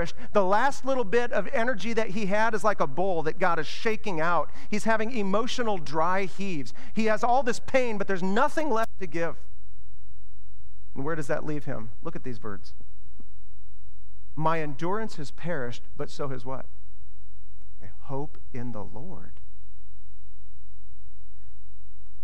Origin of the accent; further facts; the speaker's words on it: Iowa, United States; now in Ashland, United States; I grew up in Iowa where it's flat, and the roads are like straight